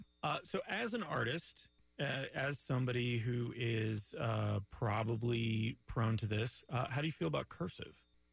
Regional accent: Montreal, Quebec, Canada; now in Winter Park, United States; I'm from Montreal

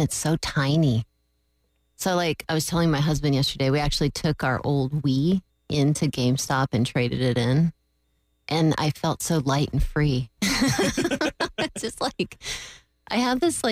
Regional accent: Florida, United States; also born or lived in California; I've lived in Florida almost my whole life.

